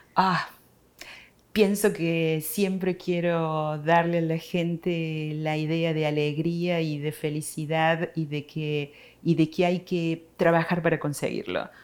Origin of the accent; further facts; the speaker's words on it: Córdoba, Argentina; moved away as an adult; now in United States; Yo soy de Córdoba, Argentina.